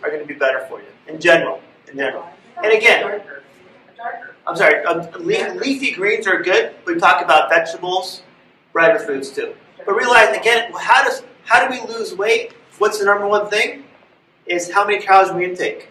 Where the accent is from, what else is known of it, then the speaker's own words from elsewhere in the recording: Los Angeles, California, United States; When I was a kid, I grew up in West LA, went to school in downtown